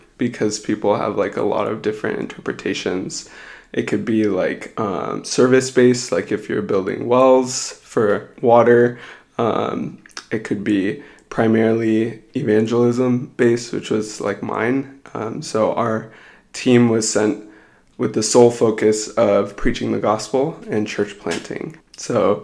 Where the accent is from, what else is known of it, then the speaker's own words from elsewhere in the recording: Colorado, United States; moved away as an adult; also born or lived in Houston, Texas; now in Seattle, United States; I was born and raised in Colorado